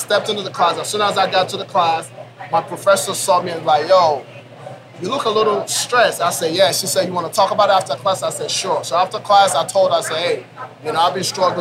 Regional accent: Nigeria; moved away as an adult; also born or lived in Oklahoma, United States; now in Oklahoma City, United States; I'm originally from Nigeria, right? So I came here when I was 19 years old to go to college

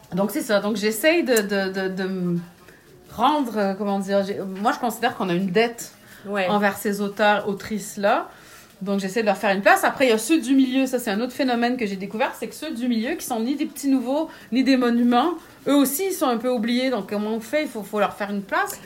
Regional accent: Quebec, Canada; also born or lived in France; je suis née au Québec, j'ai grandi au Québec, j'ai bon, vécu quelques années en France

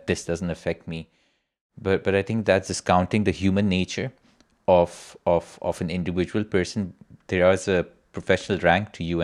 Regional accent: Pakistan; moved away; my home country in Pakistan

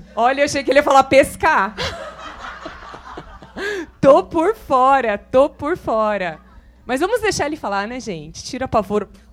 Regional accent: São José do Rio Preto, São Paulo, Brazil

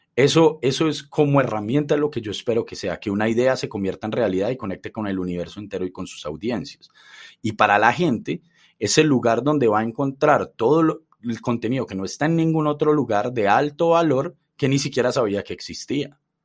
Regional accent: Medellín, Antioquia, Colombia; que nacimos en, en Colombia

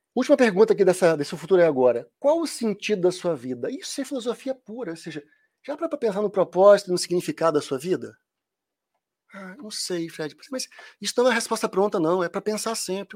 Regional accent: Minas Gerais, Brazil; Quando fala nu, é porque eu sou mineiro

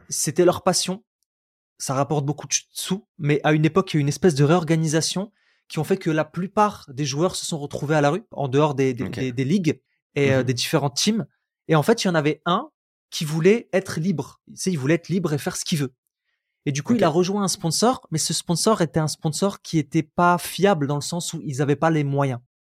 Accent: Roubaix, Hauts-de-France, France; J'ai grandi à Roubaix, beaucoup de pauvreté

